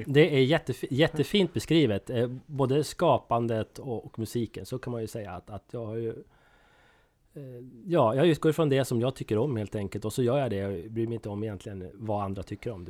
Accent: Söderbärke, Dalarna County, Sweden; also born or lived in Fagersta, Västmanland; now in Gävle, Sweden; Jag, jag kommer från Dalarna, södra Dalarna, ett litet, en liten ort som heter Söderberke

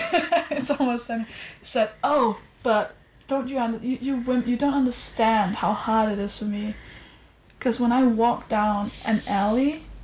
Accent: Denmark; I'm from Denmark

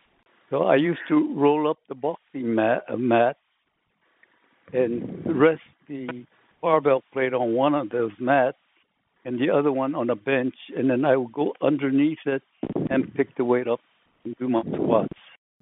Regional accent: Sacramento, California, United States; now in Hawaii, United States; Simply because I was originally from Sacramento.

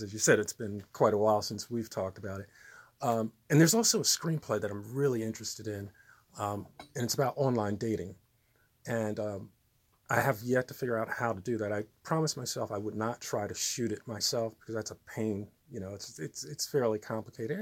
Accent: Trenton, New Jersey, United States; also born or lived in New York; I was born in Trenton, New Jersey. Absolutely. So, yeah, I'm a lifelong resident.

